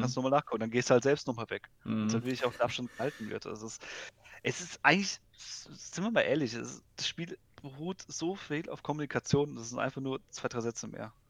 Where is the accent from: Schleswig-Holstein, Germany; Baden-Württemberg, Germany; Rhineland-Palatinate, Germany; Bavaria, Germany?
Baden-Württemberg, Germany; ich komme ja eher aus dem Süden Deutschland, also aus mhm. Baden-Württemberg